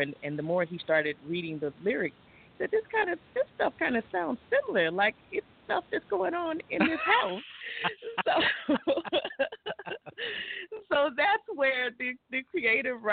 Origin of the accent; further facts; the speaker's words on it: Gary, Indiana, United States; my hometown of Gary, Indiana